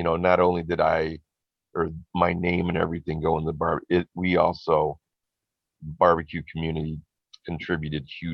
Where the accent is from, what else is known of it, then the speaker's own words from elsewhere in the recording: Riverside, Illinois, United States; moved away as an adult; also born or lived in Westmont, Illinois; now in Scotland, United Kingdom; the hometown where I grew up in Riverside